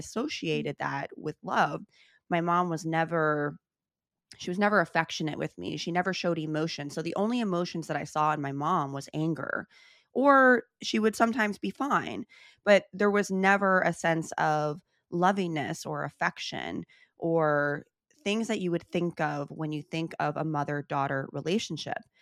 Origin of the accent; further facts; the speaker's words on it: Chicago, Illinois, United States; I grew up in Chicago, born and raised